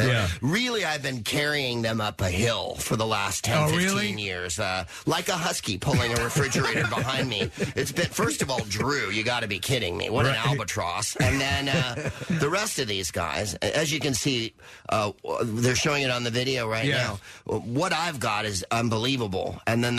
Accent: San Francisco, California, United States; moved away as an adult; also born or lived in United Kingdom; I'm from San Francisco, man. I'm from San Francisco

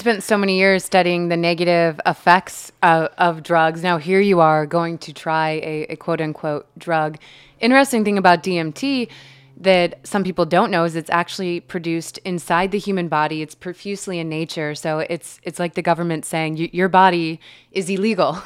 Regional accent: Midwest, United States; I grew up in the Midwest

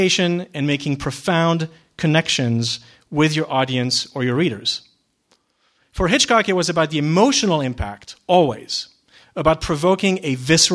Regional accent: Geneva, Switzerland; moved away; I was born and raised in Switzerland, in Geneva

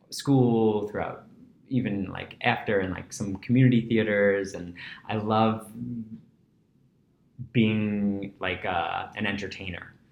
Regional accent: New York City, New York, United States; I grew up in Breezy Point. Okay. Which is the tip of Rockaway Beach

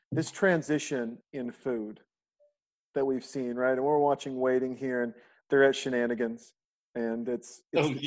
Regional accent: Montana, United States; moved away as an adult; now in Austin, United States; I'm a kid from Montana

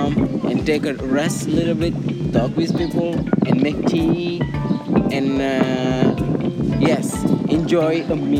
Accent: Dakar, Senegal; I'm from Dakar

